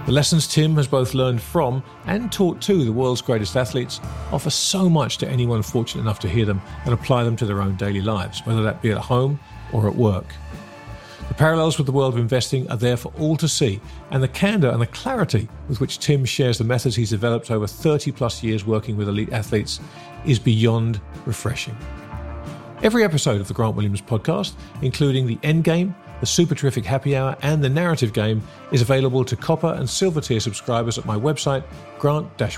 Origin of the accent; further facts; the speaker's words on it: England, United Kingdom; I'm an Englishman